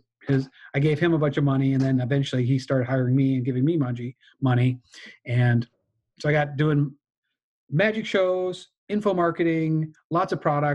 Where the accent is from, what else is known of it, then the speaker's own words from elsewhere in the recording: Michigan, United States; I grew up in Michigan